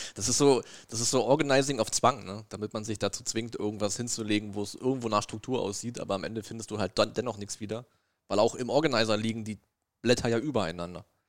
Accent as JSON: {"language": "German", "region": "East Germany", "country": "Germany", "said": "ich bin ja ein Ossi"}